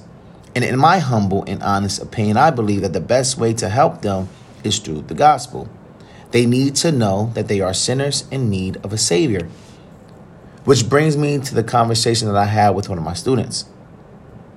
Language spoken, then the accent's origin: English; Trenton, New Jersey, United States; one of the local middle schools in my hometown of Trenton, New Jersey